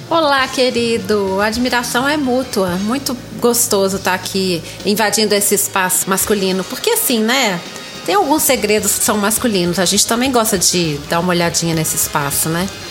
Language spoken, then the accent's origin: Portuguese; Minas Gerais, Brazil; accent: mineirinho; tenho 50 anos, sou mineira